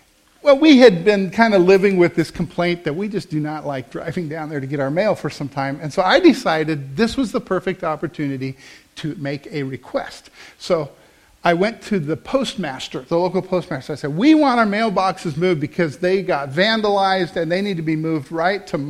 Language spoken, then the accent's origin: English; Midwest, United States; also born or lived in Wichita, Kansas; we come from the Midwest, and so we live here in the center of the United States